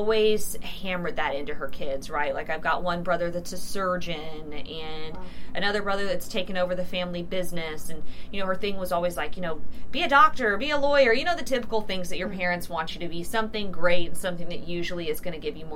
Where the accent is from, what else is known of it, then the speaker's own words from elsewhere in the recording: Houston, Texas, United States; also born or lived in Dallas, Texas; I started down in Houston where I was from